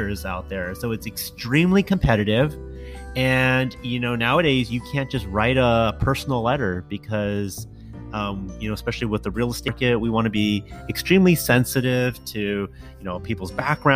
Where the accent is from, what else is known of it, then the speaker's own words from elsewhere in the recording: San Jose, California, United States; also born or lived in East Bay; I grew up in San Jose in the city